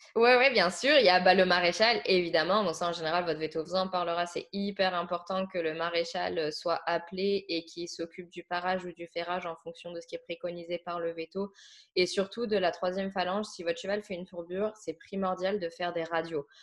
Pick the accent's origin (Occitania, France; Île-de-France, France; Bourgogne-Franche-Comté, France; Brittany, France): Bourgogne-Franche-Comté, France; Saône-et-Loire; moved away; à la base, je viens de Saône-et-Loire